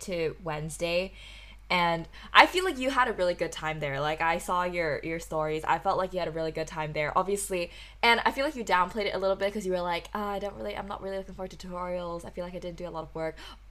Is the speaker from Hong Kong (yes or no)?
yes; Hong Kong; now in London, United Kingdom; I'm a third-year student studying at the Bartlett School of Architecture in London, originally from Hong Kong.